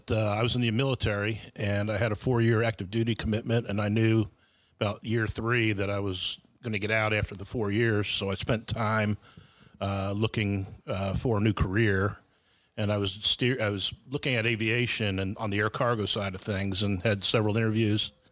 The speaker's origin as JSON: {"language": "English", "region": "New Jersey", "country": "United States", "tie": "born or raised there", "also_born_or_lived": "New York / Jacksonville, Florida", "said": "I grew up uh, in New Jersey, and upstate New York and Jacksonville, Florida."}